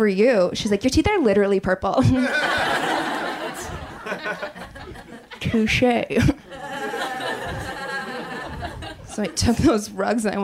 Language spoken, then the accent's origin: English; Wisconsin, United States; I grew up in Wisconsin